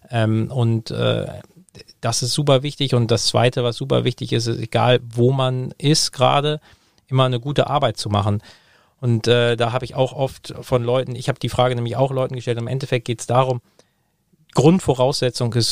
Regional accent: Hamburg, Germany; Ich, äh, ich komme aus Hamburg, ich liebe Hamburg, ich habe meine, meine Familie und Freunde alle da.

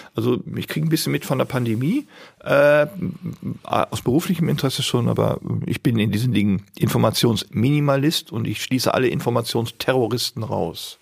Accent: Bielefeld, North Rhine-Westphalia, Germany; ich bin ja in Bielefeld geboren. Die Stadt gibt's wirklich. Und ich sage immer, ich bin aus der Stadt des Puddings

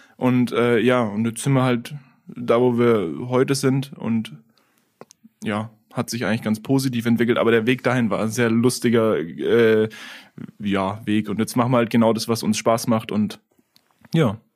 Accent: Lauf an der Pegnitz, Bavaria, Germany; also born or lived in Italy; Wir kommen beide aus Lauf, sind da im COT auch auf die Schule gegangen

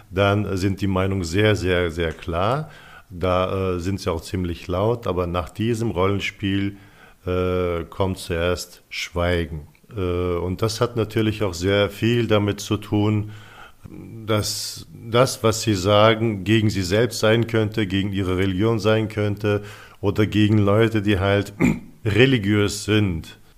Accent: Turkey; now in Germany; Ich bin zum Beispiel, ich komme aus der Türkei, also lebe äh, seit 27 Jahren in Deutschland.

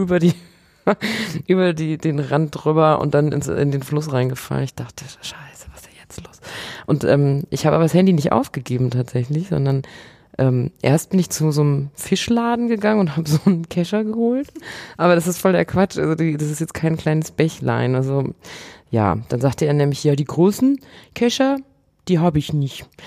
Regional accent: Bavaria, Germany; moved away; ich komme ursprünglich aus Bayern

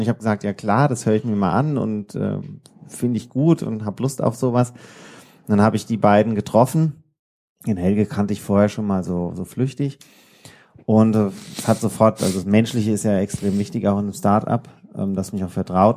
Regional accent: Odenwald, Hesse, Germany; now in Darmstadt, Germany; aus dem Odenwald, da wo meine, meine Heimat ist

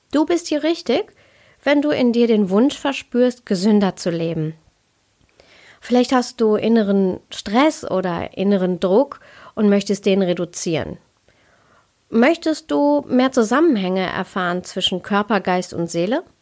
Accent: North Rhine-Westphalia, Germany; Ich bin in Deutschland geboren und aufgewachsen. Also ich bin ein Kind des Ruhrpots. Und meine Eltern, die kommen aus Kerala, aus Südindien.

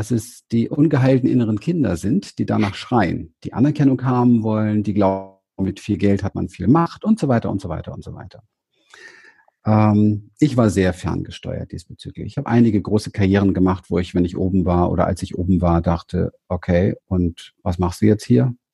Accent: Berlin, Germany; Also ich komme nicht aus besonders reichen Verhältnissen. Ich bin in Berlin auf dem Hinterhof aufgewachsen und habe in den Mülltonnen gespielt.

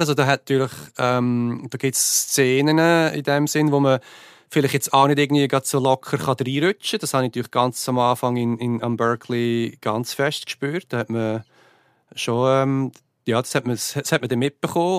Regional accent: Switzerland; now in United States; ich bin Schweizer

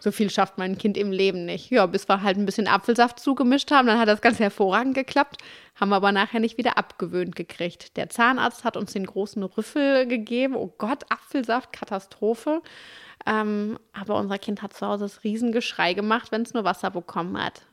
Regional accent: Duisburg, North Rhine-Westphalia, Germany; also born or lived in Dortmund / Cologne; ich komme aus Duisburg, ich habe in Dortmund studiert und nachher in Köln gelebt

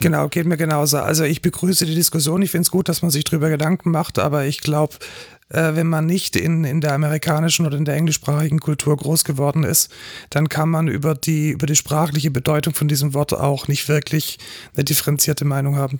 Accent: Germany; wir als Deutsche

